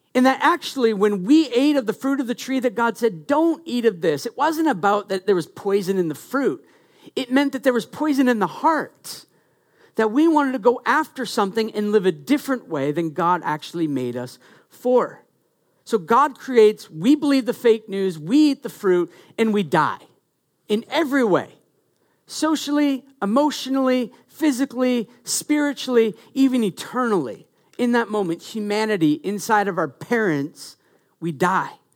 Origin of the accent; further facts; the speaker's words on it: Maine, United States; I'm from Maine